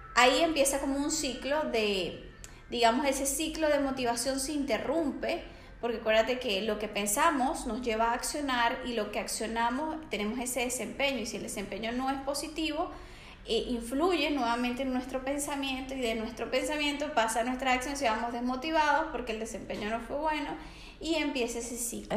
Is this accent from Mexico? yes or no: no; Venezuela; moved away as an adult; now in Barcelona, Spain; soy venezolana, tengo 27 años y hace dos años resido acá en Barcelona